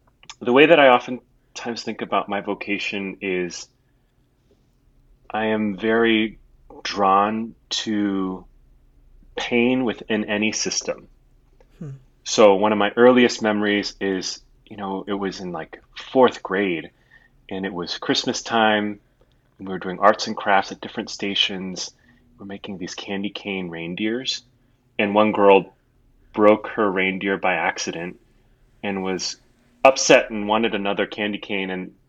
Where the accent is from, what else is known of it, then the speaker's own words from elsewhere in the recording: Singapore; also born or lived in Hong Kong / Taiwan; what it means to be me is that I grew up in Singapore, Hong Kong, and Taiwan, kind of on these island, city, state nations